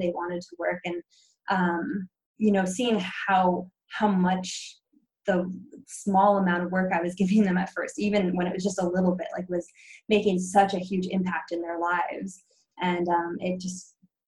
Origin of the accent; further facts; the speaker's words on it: Pacific Northwest, United States; I was growing up in the Pacific Northwest